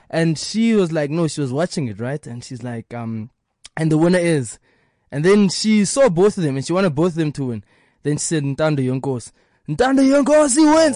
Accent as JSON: {"language": "English", "country": "South Africa", "said": "I am first African before I am South African"}